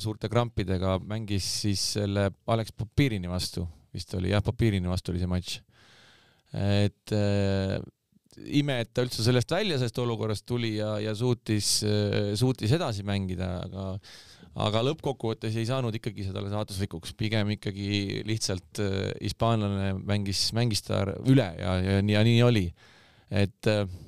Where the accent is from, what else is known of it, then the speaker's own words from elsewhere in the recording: Saare County, Estonia; mina ise olen Saaremaalt pärit, onju, saarlane